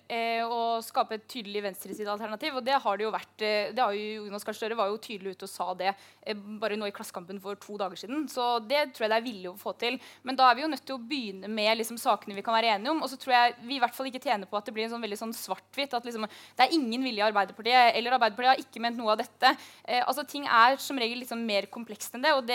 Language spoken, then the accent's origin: Norwegian; Møre og Romsdal, Norway; Jeg er oppvokst i Møre, Møre og Romsdal. Det høres bare ikke sånn ut. Jeg pleide å ta hurtigbåten til Trondheim når vi skulle på storbyferie. Og, og, der vokste jeg opp